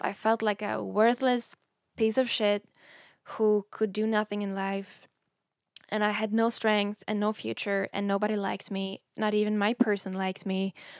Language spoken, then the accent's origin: English; Sweden; English is a second language; moved away; when I was younger, growing up in Sweden